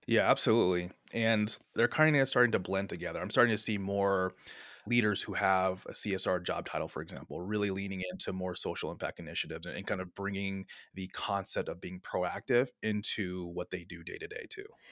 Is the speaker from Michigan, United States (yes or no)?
no; San Francisco Bay Area, California, United States; also born or lived in Sonoma State University; born and raised in the San Francisco Bay Area